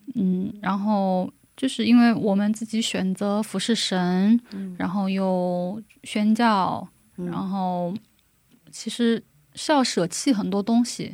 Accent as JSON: {"language": "Chinese", "country": "China", "also_born_or_lived": "South Korea", "moved": "as an adult", "said": "我是中国人"}